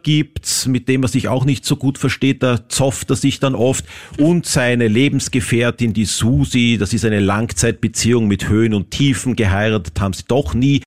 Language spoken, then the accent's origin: German; Vienna, Austria; für mich als Wiener